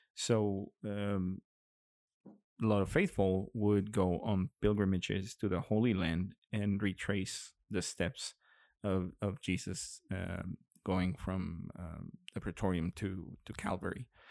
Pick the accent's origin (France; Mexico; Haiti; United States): Mexico; Monterrey, Nuevo León; in Monterrey as well, in my hometown